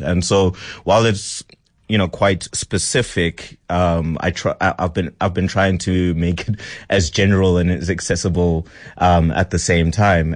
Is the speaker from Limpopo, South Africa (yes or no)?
no; Pretoria, Gauteng, South Africa; I grew up in Pretoria